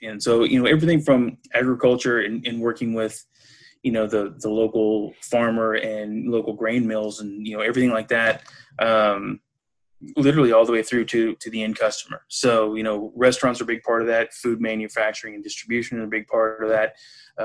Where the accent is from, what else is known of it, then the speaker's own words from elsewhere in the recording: Missouri, United States; moved away as an adult; also born or lived in California / Harrisburg, Pennsylvania; now in Chagrin Falls, United States; I'm originally from Missouri